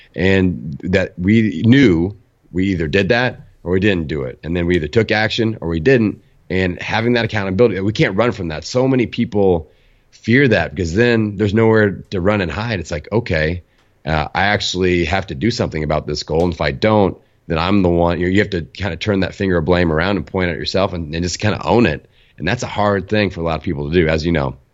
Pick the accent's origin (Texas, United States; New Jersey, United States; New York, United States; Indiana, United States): Indiana, United States; Bloomington; my hometown, Bloomington, Indiana